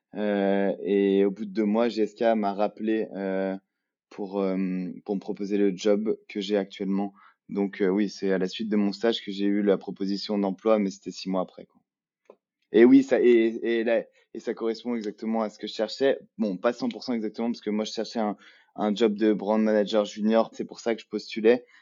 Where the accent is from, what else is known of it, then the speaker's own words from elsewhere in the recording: Lyon, Auvergne-Rhône-Alpes, France; moved away; je suis français, je viens de Lyon